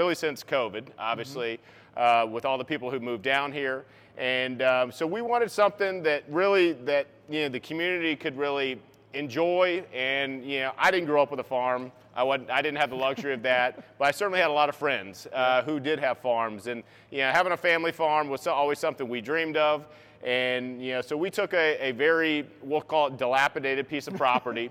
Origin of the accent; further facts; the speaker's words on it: Tidewater, Virginia, United States; also born or lived in Denver, North Carolina (Lake Norman area); now in Lake Norman area, United States; I grew up in Tidewater, Virginia